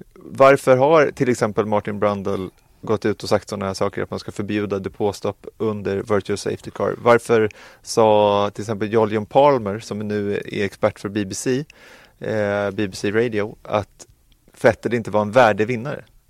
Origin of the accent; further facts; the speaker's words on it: Sweden; vi som svenskar